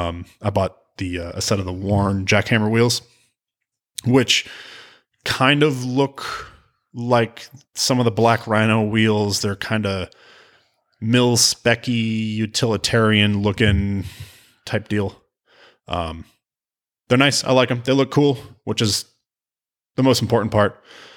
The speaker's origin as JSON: {"language": "English", "region": "New England", "country": "United States", "tie": "born or raised there", "said": "No, I grew up in New England, and you really, if you're because of the winters and the road conditions up there"}